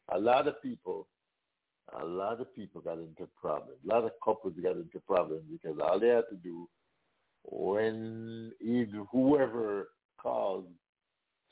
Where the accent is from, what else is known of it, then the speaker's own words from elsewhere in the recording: Jamaica; now in United States; we are from Jamaica